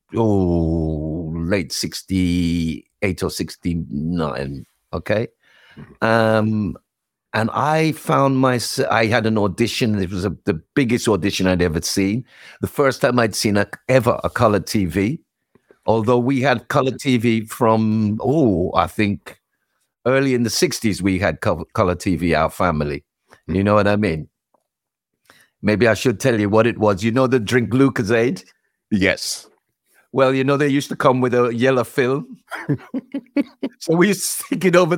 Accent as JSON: {"language": "English", "region": "London", "country": "United Kingdom", "tie": "born or raised there", "also_born_or_lived": "Islington, London / Brixton, London / Ladbroke Grove, London", "said": "I grew up more more the northwest, more northwest, out of the Willesden, Harlesden, that kind of area"}